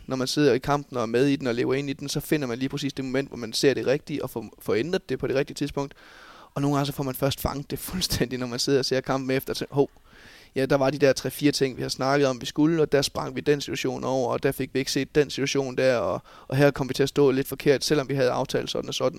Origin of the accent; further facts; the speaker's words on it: Bjerringbro, Central Denmark Region, Denmark; Jeg er jo oprindelig Bjerringbro-dreng, og har trådt mine ungdomsår i hjemme i Bjergbro FH